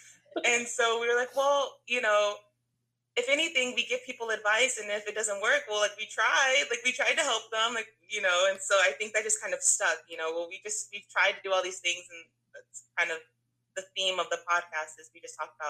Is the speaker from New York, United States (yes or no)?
no; Texas, United States; moved away as an adult; because of the military, we moved out of state for a little bit, but for the most part, born and raised in Texas